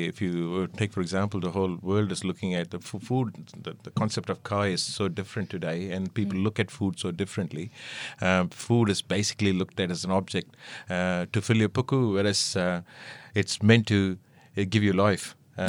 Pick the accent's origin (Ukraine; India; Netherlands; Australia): India; Being an Indian and being raised in that surrounding, we always learned to appreciate what you added in the food